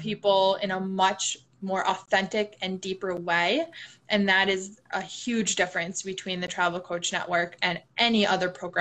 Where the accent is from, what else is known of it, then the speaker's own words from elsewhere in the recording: Milwaukee, Wisconsin, United States; moved away; also born or lived in Chicago; I'm originally from Milwaukee, Wisconsin